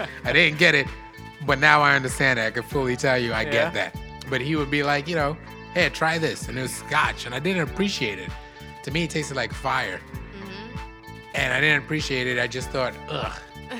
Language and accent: English; Trinidad & Tobago; now in United States; I grew up in Trinidad, so we have different rules around drinking. It's not so strict as America is.